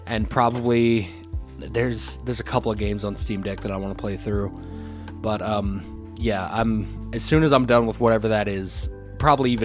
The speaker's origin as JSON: {"language": "English", "region": "Tennessee", "country": "United States", "tie": "born or raised there", "said": "I grew up in Tennessee"}